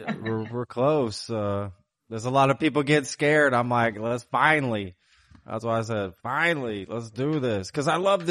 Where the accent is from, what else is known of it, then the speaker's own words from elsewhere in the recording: Texas, United States; also born or lived in Spain; I'm from Texas.